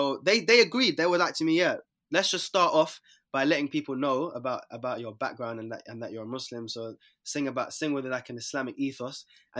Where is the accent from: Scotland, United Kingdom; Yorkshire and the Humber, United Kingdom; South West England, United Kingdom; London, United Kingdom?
London, United Kingdom; Yeah, I'm from South